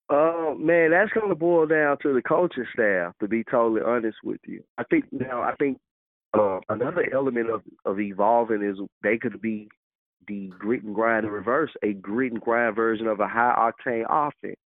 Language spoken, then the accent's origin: English; Memphis, Tennessee, United States; I grew up by growing up in Memphis. I'm from you know I'm from all over Memphis